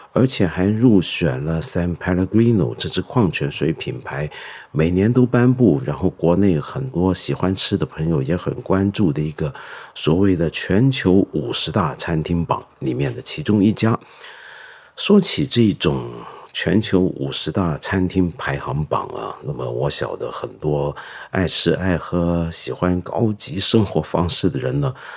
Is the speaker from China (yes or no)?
yes; China; 我们中国人喝茶